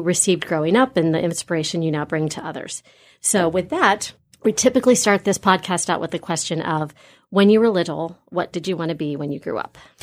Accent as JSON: {"language": "English", "town": "Grandview Heights", "region": "Ohio", "country": "United States", "tie": "born or raised there", "said": "I grew up in the Grandview area"}